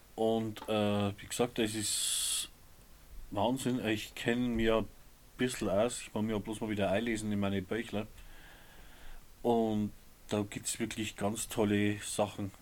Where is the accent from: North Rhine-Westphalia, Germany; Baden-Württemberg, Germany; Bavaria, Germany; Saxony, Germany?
Bavaria, Germany; Upper Palatinate; bei uns in der Oberpfalz